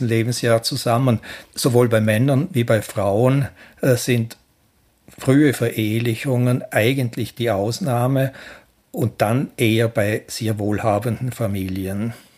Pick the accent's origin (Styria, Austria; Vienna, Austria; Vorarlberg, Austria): Vorarlberg, Austria; Ländle; als Ländler